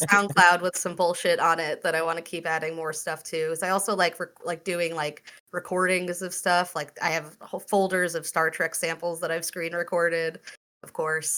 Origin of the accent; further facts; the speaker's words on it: Long Island, New York, United States; I grew up on Long Island in 2004. So I was like 14